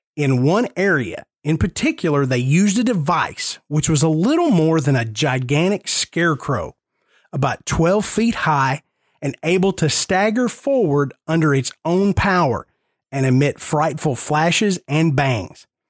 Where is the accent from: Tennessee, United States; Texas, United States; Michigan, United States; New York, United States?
Tennessee, United States; Nashville; I am born and raised in Nashville. I grew up 10 minutes from downtown Nashville